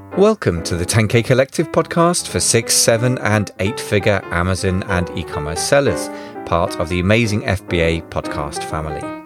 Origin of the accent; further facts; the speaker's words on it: United Kingdom; Being British, we like to celebrate when we lose.